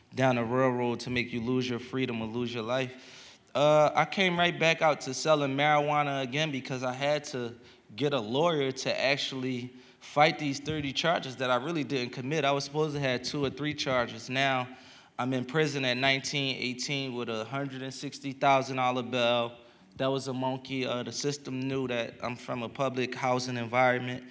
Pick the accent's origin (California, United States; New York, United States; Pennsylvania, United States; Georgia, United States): Pennsylvania, United States; Philadelphia; a young kid from Philadelphia